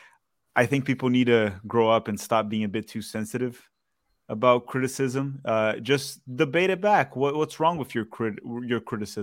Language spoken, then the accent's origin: English; Brazil; now in Orlando, United States; When I moved to Orlando, Kaká was here, and he was one of my favorite players growing up in Brazil